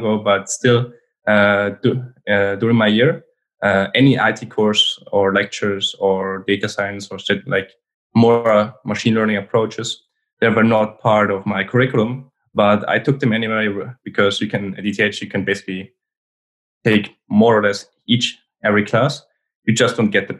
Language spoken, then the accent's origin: English; Switzerland; I'm born in Switzerland. I grew up in Switzerland and I studied in Switzerland.